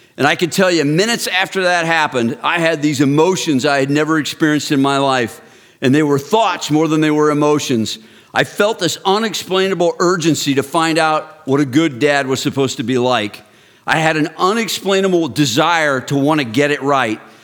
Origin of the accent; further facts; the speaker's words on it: Texas, United States; I grew up in Texas